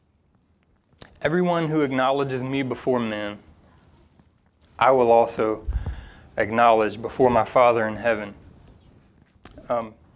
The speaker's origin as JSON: {"language": "English", "region": "Louisiana", "country": "United States", "tie": "born or raised there", "moved": "yes", "said": "growing up in Louisiana"}